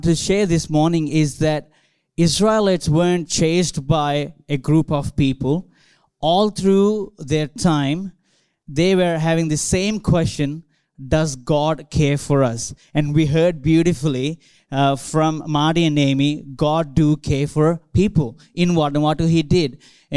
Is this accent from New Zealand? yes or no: no; India; now in Australia; I grew up in India, growing up in churches, growing up in a church campus